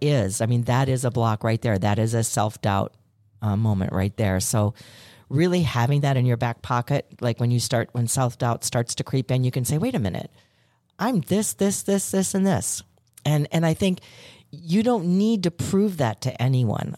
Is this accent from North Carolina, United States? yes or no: no; Chicago, Illinois, United States; I'm from Chicago